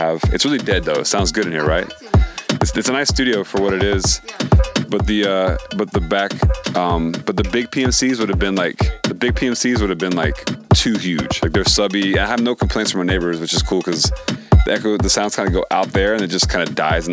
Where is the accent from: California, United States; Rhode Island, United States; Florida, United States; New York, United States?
Florida, United States; also born or lived in Philadelphia, Pennsylvania; now in Los Angeles, United States; I grew up in Florida and then Philly for like mostly the last 10 years, and then moved